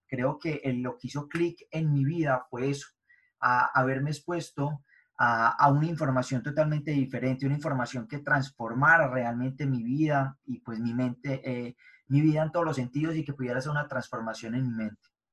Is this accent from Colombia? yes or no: yes; Medellín, Antioquia, Colombia; nací en Medellín, Colombia, eh, nací y me crié en un barrio de bajos recursos